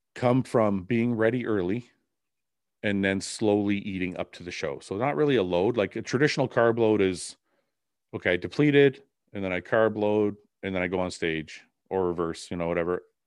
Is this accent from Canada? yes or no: yes; Canada; I'm Canadian